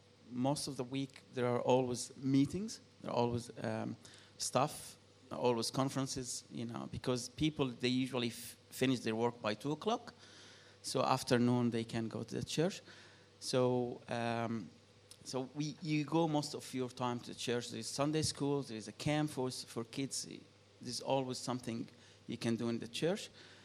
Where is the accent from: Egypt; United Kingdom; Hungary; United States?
Egypt; now in Australia; I think it's the same like growing up in Australia, except you can go for shopping after 5 o'clock. Yes, I think it's like, Egypt is, I don't know if you know, the population is like 100 million now.